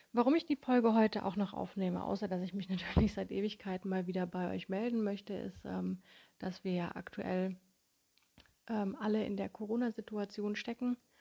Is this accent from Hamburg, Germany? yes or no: no; Konstanz, Baden-Württemberg, Germany; in meiner Heimatstadt Konstanz